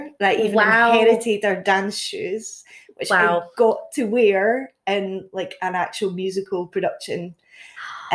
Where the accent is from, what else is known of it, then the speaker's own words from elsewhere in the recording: Castle Douglas, Scotland, United Kingdom; I'm originally from Castle Douglas, a little small town down Dumfries and Galloway. Born, raised there